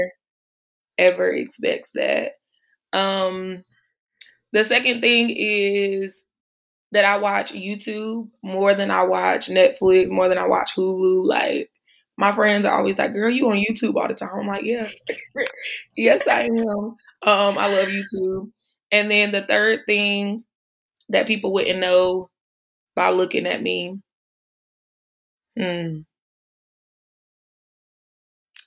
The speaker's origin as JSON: {"language": "English", "region": "North Carolina", "country": "United States", "tie": "born or raised there", "moved": "as an adult", "lives_now": "Tulsa, United States", "said": "my dad got a new job. So we moved to North Carolina"}